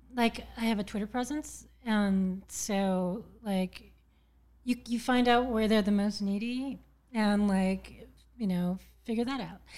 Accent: Berkeley, California, United States; also born or lived in New York / San Francisco; Originally born in Berkeley, California

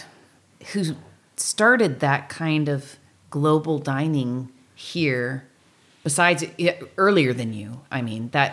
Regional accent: South County, California, United States; I grew up in South County

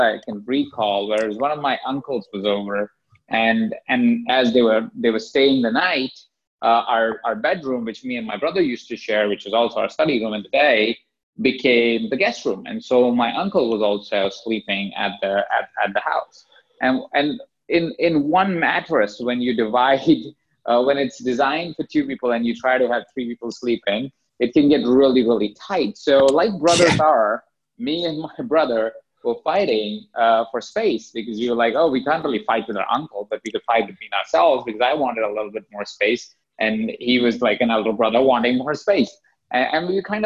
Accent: Jaipur, Rajasthan, India; I was born in India. I was born in a city called Jaipur

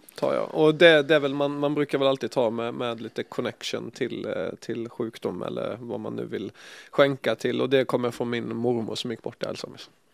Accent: Ljungby, Kronoberg County, Sweden; moved away; also born or lived in Båstad; hemma i Ljungby

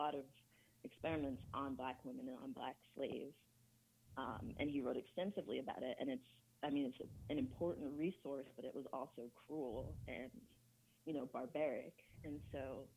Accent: United States; also born or lived in England / Ghana; I was born in England, grew up in America. My parents are from Ghana

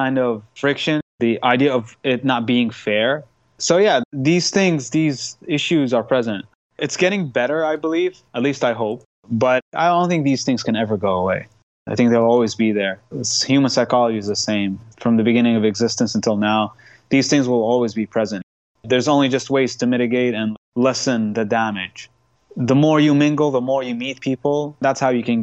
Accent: Qatif, Eastern Province, Saudi Arabia; also born or lived in Khobar; I'm actually from Qatif. That's my hometown.

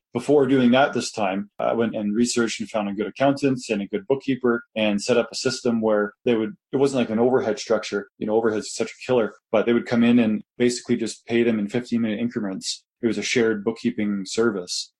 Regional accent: Kitchener, Ontario, Canada; moved away as an adult; now in Calgary, Canada; I was from Kitchener

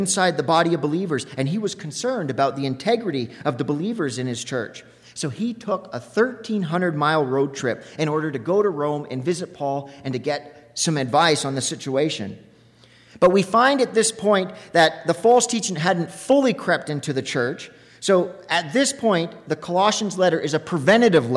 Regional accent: Lac La Biche, Alberta, Canada; I'm from Lac La Biche, Alberta

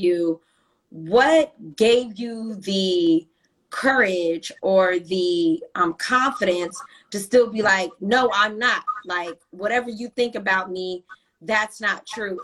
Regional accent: United States; especially being American

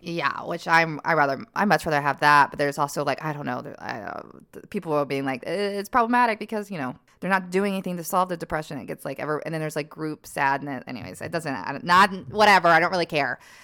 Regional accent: the South, United States; moved away; I'm from the South

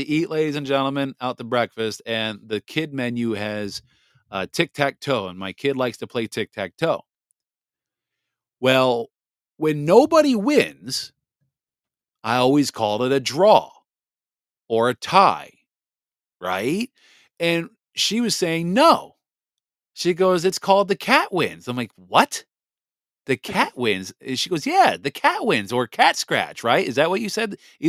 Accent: Japan; born there; So I was born December 12th at 12:02 p.m. Japanese Standard Time. I was born in Japan on an Air Force base.

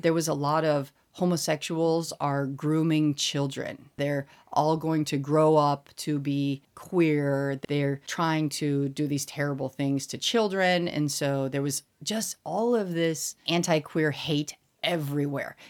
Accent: Colorado Springs, Colorado, United States; moved away as an adult; also born or lived in Indiana / Massachusetts / South Carolina; now in Seoul, South Korea; I'm from Colorado, and I'm specifically from Colorado Springs

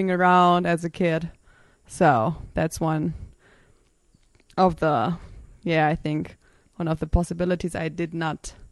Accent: Germany; accent: German; English is a second language; moved away as an adult; now in Switzerland; in Germany, but living in Switzerland for 10 years now.

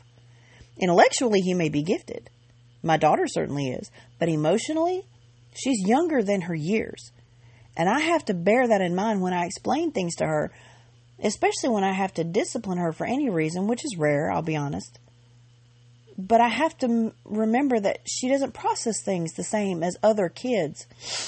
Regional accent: Georgia, United States; I grew up in Georgia.

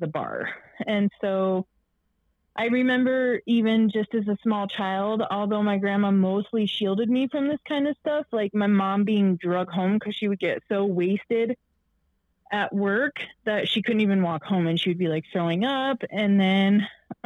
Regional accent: Michigan, United States; I was born on July 11th, 1987 in the beautiful state of Michigan. My mother was in high school when she had me. And so I was basically raised by my grandma and grandpa

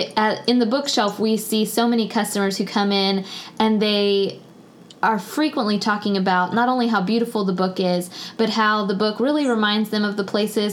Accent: Tallahassee, Florida, United States; I am from Tallahassee.

